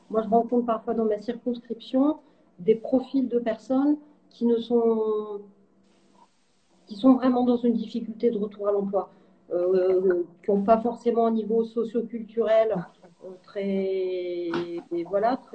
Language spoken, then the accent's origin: French; France; Je suis une, euh, je suis une, je suis française et européenne.